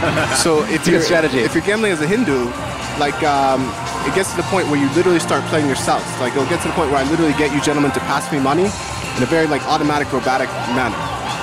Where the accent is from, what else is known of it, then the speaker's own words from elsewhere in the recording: New Haven, Connecticut, United States; now in Las Vegas, United States; I'm not a local. I was born in New Haven, Connecticut